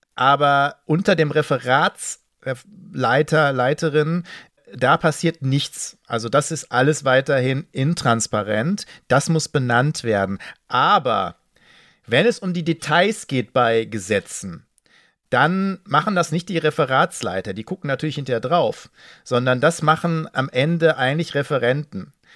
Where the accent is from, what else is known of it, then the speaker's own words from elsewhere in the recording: Ruhr area, North Rhine-Westphalia, Germany; ich komme aus dem Ruhrgebiet